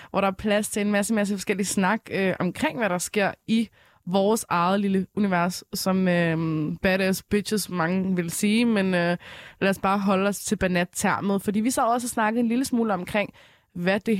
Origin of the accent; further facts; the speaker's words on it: Frederiksberg, Capital Region of Denmark, Denmark; jeg er 16 og kommer fra Frederiksberg.